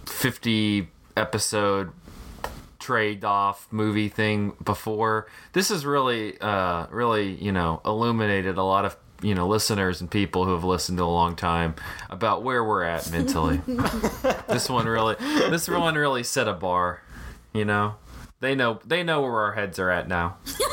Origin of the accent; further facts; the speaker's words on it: the South, United States; I'm really excited to talk about that because we're all from the South.